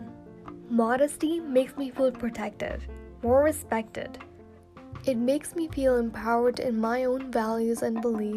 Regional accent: Dubai, United Arab Emirates; I was born and raised in Dubai, UAE, but my nationality and the roots are basically from Pakistan

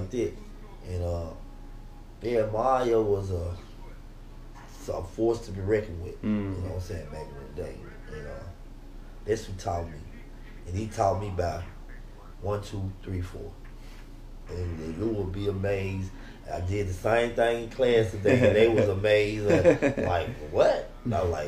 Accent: Memphis, Tennessee, United States; growing up in Memphis was kind of tough

